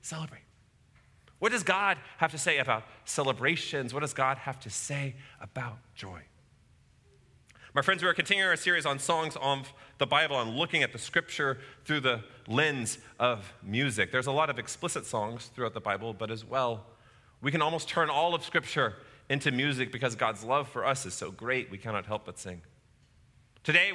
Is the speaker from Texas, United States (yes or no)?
yes; College Station, Texas, United States; growing up in College Station, and I grew up going to games at Kyle Field often, all throughout my childhood